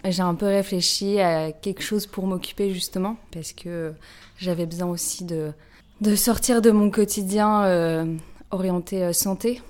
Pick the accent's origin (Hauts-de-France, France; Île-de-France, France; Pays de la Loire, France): Hauts-de-France, France; Lille; moved away as an adult; now in Paris, France; je viens de Lille à la base. Euh, je suis maintenant sur Paris depuis 10 euh, ans